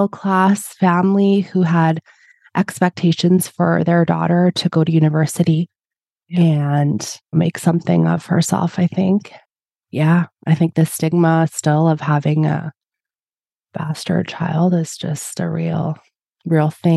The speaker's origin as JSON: {"language": "English", "town": "Edmonton", "region": "Alberta", "country": "Canada", "tie": "born or raised there", "said": "I was born in Edmonton and was here for school"}